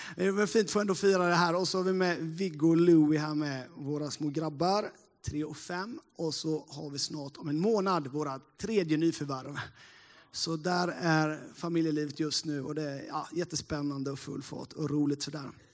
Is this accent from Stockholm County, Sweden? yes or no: no; Sävsjö area, Småland, Jönköping County, Sweden; Jag eh, är ju en eh, äkta smålänning sådär då. Uppvuxen inte så jättelångt här, från Sävsjöbygden